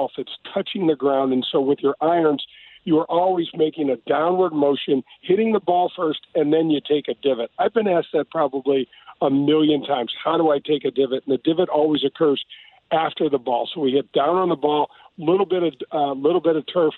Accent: North County, Missouri, United States; I grew up in North County

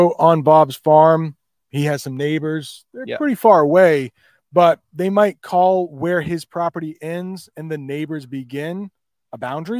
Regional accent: Bangladesh; first language bn; English is a second language; As I mentioned before, I'm from Bangladesh, where people used to speak Bengal.

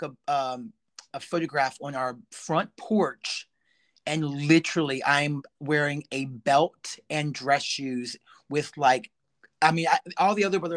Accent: Stephens City, Virginia, United States; also born or lived in Winchester, Virginia; It was Stephen City

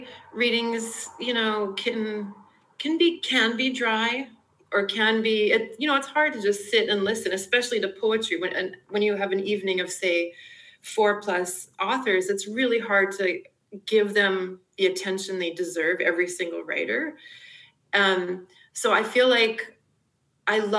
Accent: Canada; moved away; also born or lived in United Kingdom / Emeryville, California; being Canadian and living in the UK

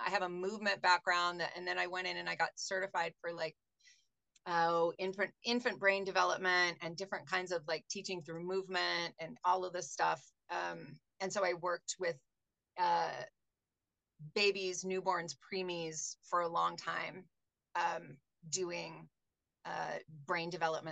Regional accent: Seattle, Washington, United States; now in Tucson, United States; I'm from Seattle. That's where I'm born and raised.

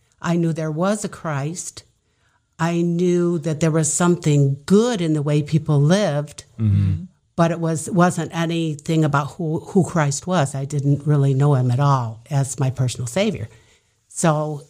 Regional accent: Niles, Michigan, United States; as a child, I was raised in the Midwest in Niles, Michigan

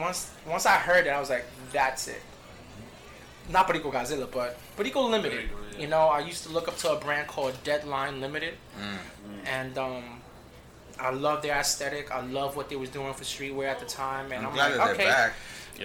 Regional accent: New York City, New York, United States; I grew up in the South Bronx.

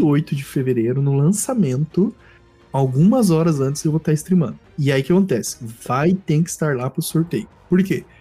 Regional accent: Centre-West, Brazil; eu que sou do Centro-Oeste

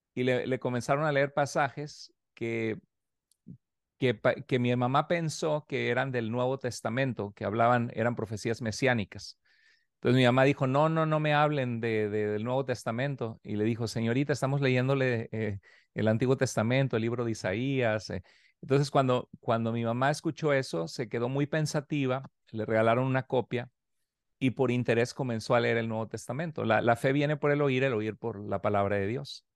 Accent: near the Tamaulipas border, Mexico; soy mexicano, soy nacido en México, pero eh, de hecho muy cerca de donde tú estás, allí eh, crecí también eh, muchos años de mi vida, cerca en la frontera de Tamaulipas

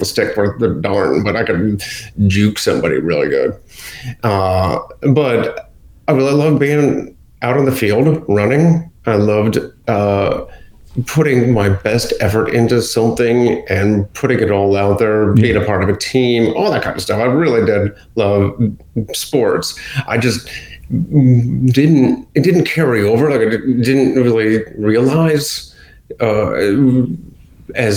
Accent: Akron, Ohio, United States; moved away as an adult; now in Florida, United States; I grew up in Akron, Ohio, actually a suburb of Bath, Ohio

